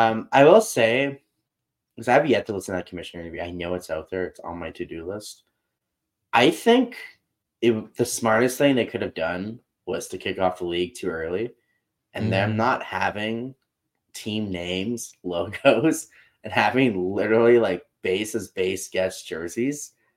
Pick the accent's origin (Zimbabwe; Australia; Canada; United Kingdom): Canada; I'm going to cheer for the Canadian kids because I'm Canadian.